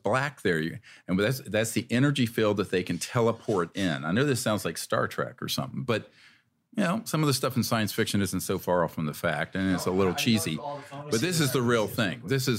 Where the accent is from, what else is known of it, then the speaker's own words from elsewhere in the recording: North Carolina, United States; I'm old enough to remember those days, the black and white water fountains where I grew up in North Carolina.